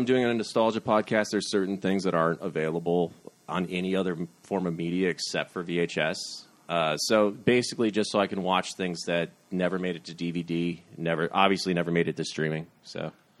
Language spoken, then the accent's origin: English; North Central Ohio, United States; now in New York, United States; I'm from North Central Ohio. It's about an hour west of Cleveland, but it's once you get outside of Cuyahoga County, it gets rural very quickly.